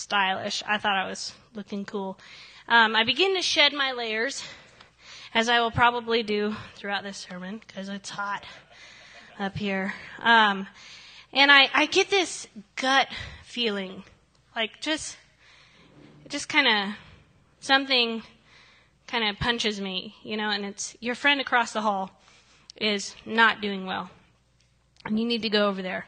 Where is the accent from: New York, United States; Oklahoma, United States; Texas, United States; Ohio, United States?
Ohio, United States; moved away; I come from the great state of Ohio.